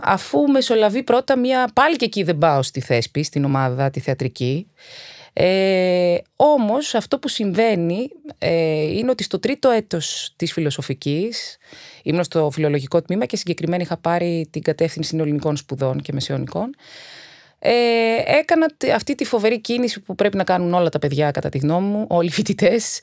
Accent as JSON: {"language": "Greek", "town": "Athens", "region": "Attica", "country": "Greece", "tie": "born or raised there", "also_born_or_lived": "Egaleo / Naxos (father's island)", "said": "Γεννήθηκα στο Εγάλεο και δύο χρονών μετακομίσαμε σε, στη Νέα Φιλαδέλφια"}